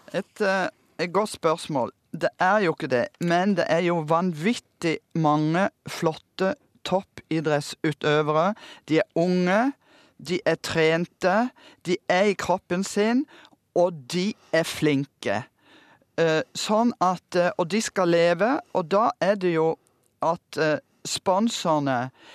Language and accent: Norwegian; Kristiansand, Agder, Norway; moved away; Jeg kom fra Kristiansand med to kinoer og 48 bedehus